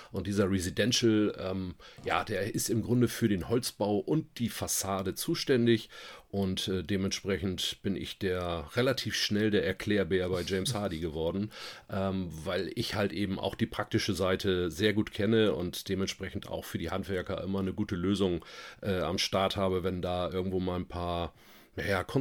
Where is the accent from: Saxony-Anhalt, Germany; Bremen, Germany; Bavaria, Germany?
Bremen, Germany; Ähm, wenn du in Hamburg wärst, hätten, hätte ich ein Moin Moin gesagt, aber das ist bei uns in Bremen schon Gesabbel.